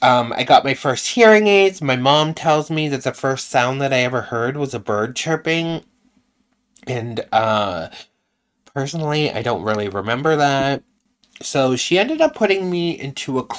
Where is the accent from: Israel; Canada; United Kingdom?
Canada; I'm from Canada too.